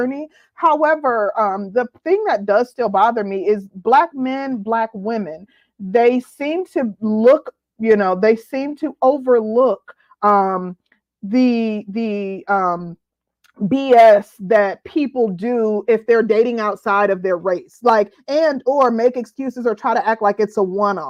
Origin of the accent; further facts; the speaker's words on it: Midwest, United States; I'm from the Midwest